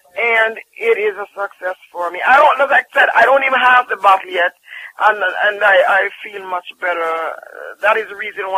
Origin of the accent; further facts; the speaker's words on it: Jamaica; And I'm telling you, I'm from Jamaica. And I honestly tell you, sometimes as a Jamaican, sometimes people sell you things and it's not real.